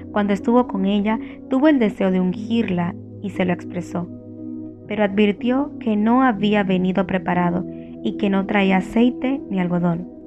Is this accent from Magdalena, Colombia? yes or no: yes; Santa Marta, Magdalena, Colombia; Después de eso busqué la manera de mover el cerro que en mi ciudad natal conduce al corregimiento de Taganga, porque pensé que estorbaba, ya que impedía que desde la casa pudiéramos ver el hermoso océano. Tenía 12 años.